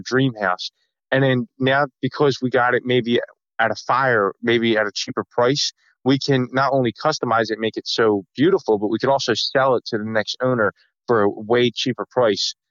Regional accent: New Jersey, United States; We're from South Jersey

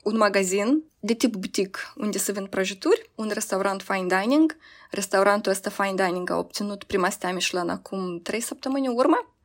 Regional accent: Moldova; moved away as an adult; eu vin din Moldova

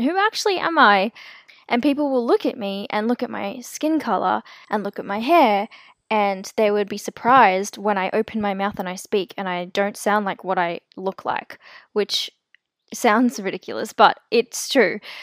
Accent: South Africa; I was born in South Africa, and my family and I are considered colored

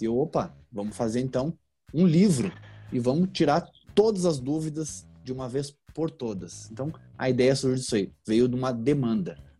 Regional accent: Rio Grande do Sul, Brazil; moved away as an adult; now in São Paulo, Brazil; sou gaúcho, mas no momento estou morando em São Paulo

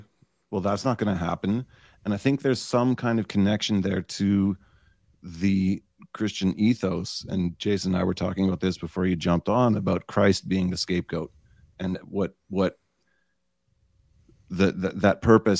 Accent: Canada; I'm Canadian.

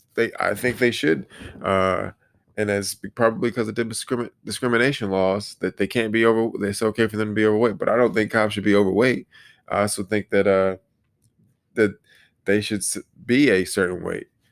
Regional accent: Detroit, Michigan, United States; I say Detroit, 'cause that's where I was born and raised

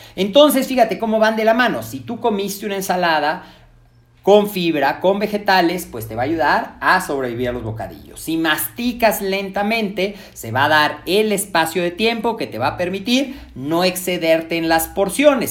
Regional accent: Mexico; nosotros como mexicanos

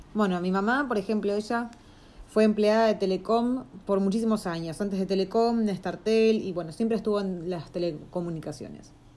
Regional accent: Argentina; moved away

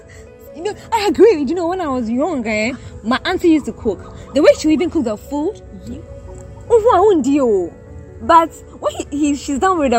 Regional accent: Ghana; You know Ghana and our issue of not really obeying the rules and regulations.

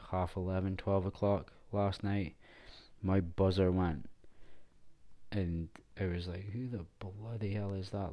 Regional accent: Scotland, United Kingdom; Being Scottish, we're just not built for the heat because it's so cold

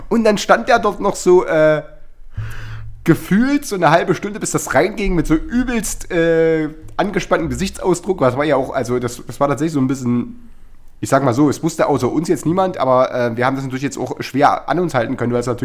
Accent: Chemnitz, Saxony, Germany; ich habe ganz, ganz früher schon so eine, so eine äh, Kiddie-Punk-Band gehabt in, äh, in Karl-Marx, wo ich herkomme.

